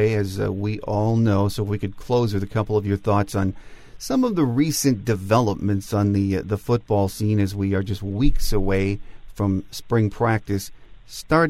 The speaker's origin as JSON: {"language": "English", "town": "Newport", "region": "Michigan", "country": "United States", "tie": "born or raised there", "said": "I grew up in Newport"}